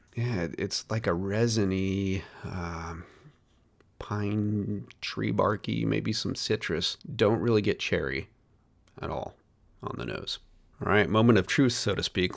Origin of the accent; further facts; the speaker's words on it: United States; as an American, I grew up pronouncing Moschino as Maraschino